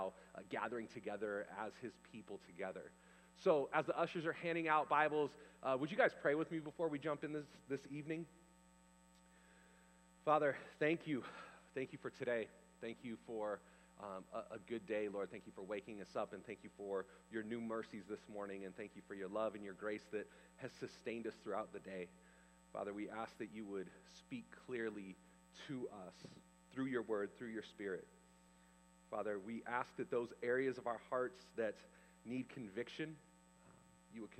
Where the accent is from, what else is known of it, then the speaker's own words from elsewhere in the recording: California, United States; also born or lived in Canada; I was the guy from California